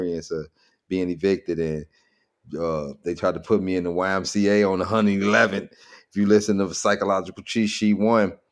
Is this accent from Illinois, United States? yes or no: yes; Chicago, Illinois, United States; I grew up a lot, most of my years over East, but I was born on the West Side, and all the way up to like maybe sixth grade is is when I moved from the west side to the south